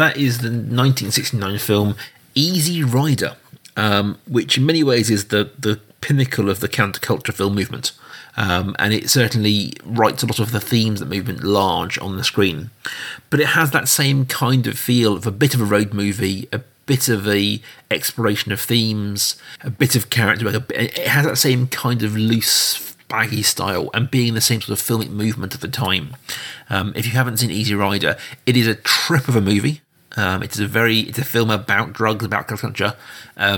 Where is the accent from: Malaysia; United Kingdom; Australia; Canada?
United Kingdom; we're British